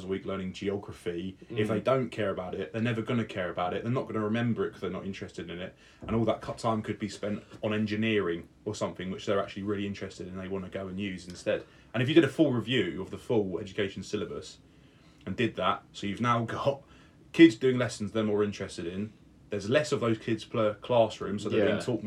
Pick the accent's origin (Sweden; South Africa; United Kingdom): United Kingdom; England; I love being English